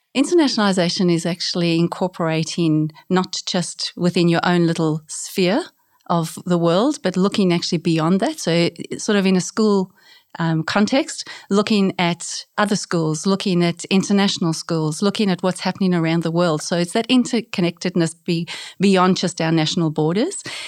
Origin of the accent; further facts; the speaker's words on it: South Africa; moved away as an adult; also born or lived in South Korea / New Zealand; now in Australia; I grew up in South Africa, so grew up as, uh, bilingual, speaking English and Afrikaans